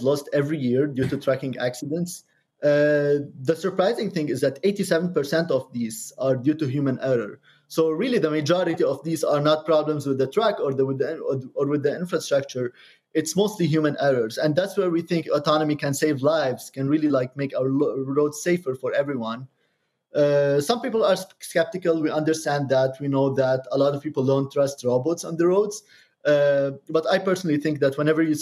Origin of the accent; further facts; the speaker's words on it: Lebanon; moved away; also born or lived in Cambridge, Massachusetts; I'm originally from Lebanon, but Cambridge is the second home to me.